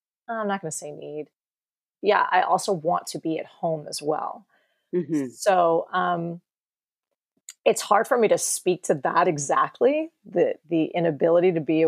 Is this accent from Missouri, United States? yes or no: no; New York, United States; moved away as an adult; also born or lived in Marin County, California; now in California, United States; I grew up in New York and I came to California when I turned 18